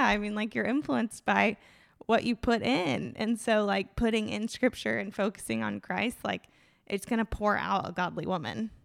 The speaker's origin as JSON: {"language": "English", "town": "Tallahassee", "region": "Florida", "country": "United States", "tie": "born or raised there", "said": "born and raised in Tallahassee."}